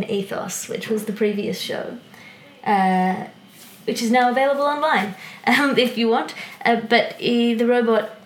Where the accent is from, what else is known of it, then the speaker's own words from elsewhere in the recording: Australia; I'm from Australia. I know I'm from Australia. I grew up in Australia.